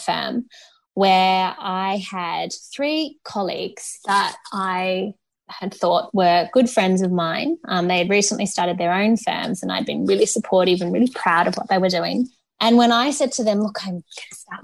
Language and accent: English; Canberra, Australian Capital Territory, Australia; my hometown of Canberra